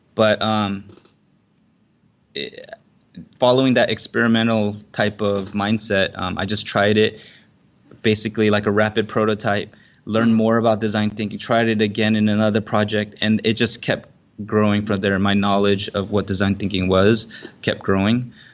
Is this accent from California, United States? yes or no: yes; Southern California, United States; now in Singapore; I grew up in Southern California